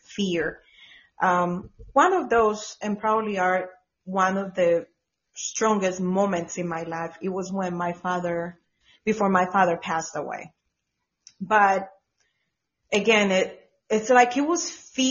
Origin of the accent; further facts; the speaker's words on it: Colombia; now in Georgia, United States; I'm from Colombia, but I was in Georgia at that time